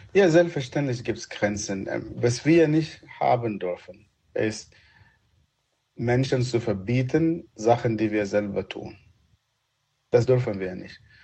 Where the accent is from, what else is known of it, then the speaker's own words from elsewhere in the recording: Sudan; German is a second language; also born or lived in Egypt; now in Germany; Meine äh, meine Erziehung ist schon abgeschlossen, als ich noch als Kind im Sudan bin